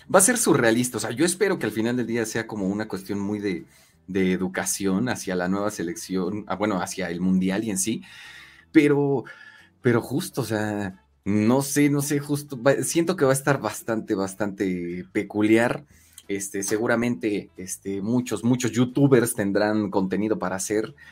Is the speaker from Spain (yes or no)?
no; Mexico; como somos los, mexicanos